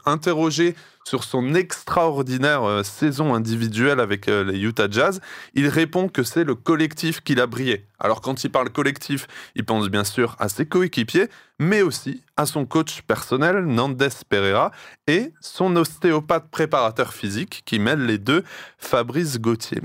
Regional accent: Strasbourg, Grand Est, France; je suis de Strasbourg

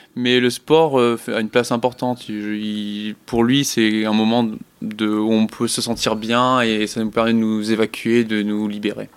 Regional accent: southern France, France; also born or lived in Strasbourg / Lorraine; now in Var, France; on est descendu dans le sud pour recommencer un peu une nouvelle vie

